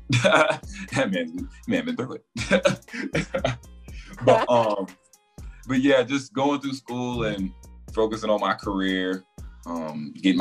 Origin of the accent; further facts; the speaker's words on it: Raleigh, North Carolina, United States; also born or lived in Goldsboro, North Carolina; I'm from Raleigh, North Carolina, the real 919.